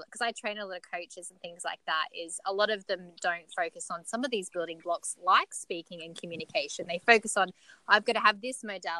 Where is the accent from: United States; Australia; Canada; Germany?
Australia; also born or lived in New Zealand; I was brought up here in Australia, but when I go back to New Zealand, to our family land